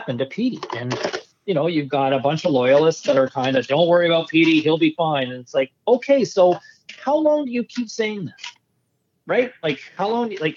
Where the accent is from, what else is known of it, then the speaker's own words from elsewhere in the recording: Ottawa, Ontario, Canada; living in Southern Ontario for so many years, growing up in Ottawa originally